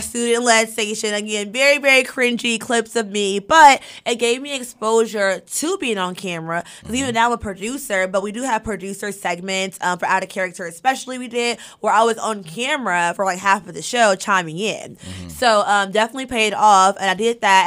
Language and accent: English; Monticello, Arkansas, United States; moved away as an adult; also born or lived in Fayetteville, Arkansas / Charlotte, North Carolina; now in Los Angeles, United States; Monticello, born and raised